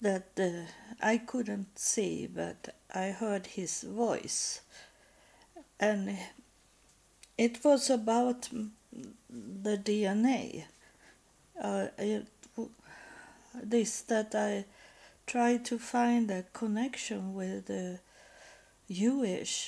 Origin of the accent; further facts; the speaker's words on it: Sweden; I am born into the Lutheran Church because I was born in Sweden